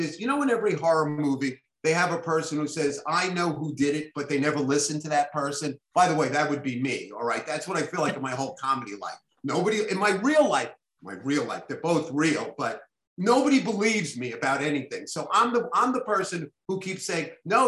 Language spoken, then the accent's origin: English; New York City, New York, United States; I'm a little Jewish boy from Flatbush, you know, public school kid, you know, all, I went to PS 217